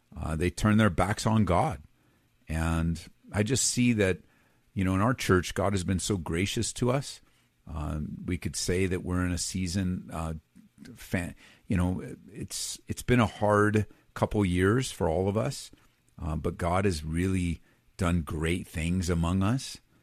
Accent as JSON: {"language": "English", "region": "Southern California", "country": "United States", "tie": "born or raised there", "also_born_or_lived": "middle of the United States", "moved": "yes", "said": "I grew up on the West Coast, Southern California"}